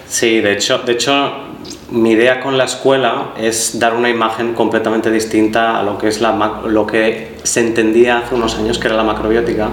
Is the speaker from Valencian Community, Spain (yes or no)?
yes; Valencia, Valencian Community, Spain; moved away as an adult; now in Barcelona, Spain; yo soy de Valencia y ahí en Valencia pues eh, donde hacía clases de yoga